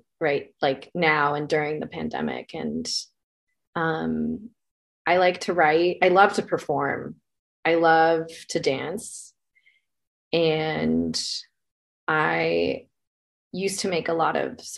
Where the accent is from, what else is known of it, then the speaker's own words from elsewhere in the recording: north of Los Angeles, Southern California, United States; moved away as an adult; also born or lived in New York / Frankfurt; I grew up in Southern California, just north of Los Angeles.